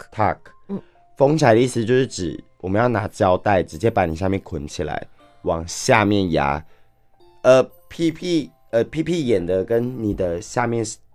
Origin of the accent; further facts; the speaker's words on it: Kaohsiung, Taiwan; moved away as an adult; now in Taipei, Taiwan; 因为我是高雄人，然后嗯。我是上来台北工作的